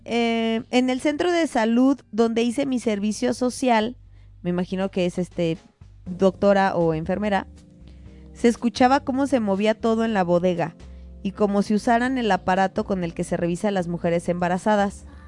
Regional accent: Mexico; la casa en la que crecí en México

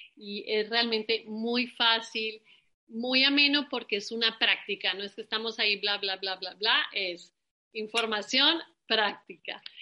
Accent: Colombia; moved away; Nosotros también venimos de Colombia

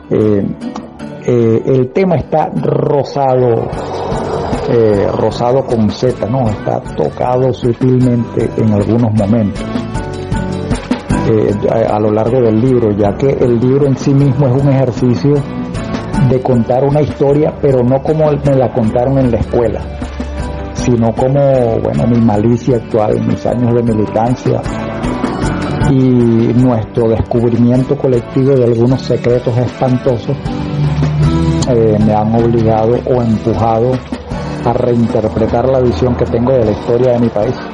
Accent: Venezuela; somos afortunados los venezolanos

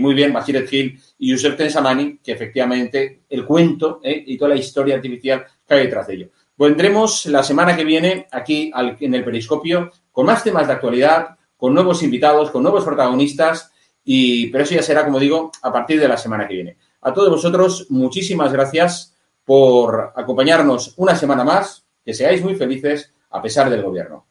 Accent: Spain; como español

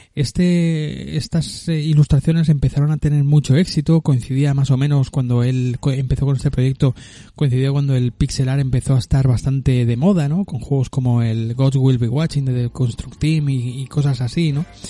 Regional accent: Barcelona, Catalonia, Spain; born or raised there

